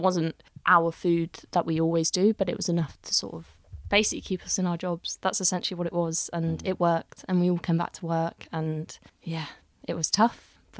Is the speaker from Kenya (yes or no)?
no; Winchester, South East England, United Kingdom; also born or lived in Chester / Padstow / Cotswolds; now in Birmingham, United Kingdom; I'm from Winchester originally, down in Hampshire, so... Yeah, my parents still live there, so I get to go down quite a lot and see them. And that's my roots, really, Winchester. And yeah, I've travelled, lived in different parts of the country, Chester, Padstow, Cotswolds, and now, settled in Birmingham for 3 years.